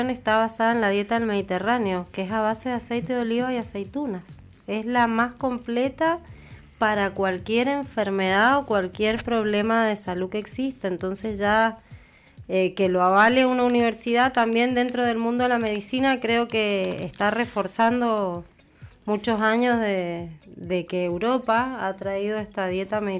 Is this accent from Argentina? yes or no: yes; Mendoza, Argentina; No, yo soy muy mendocina y yo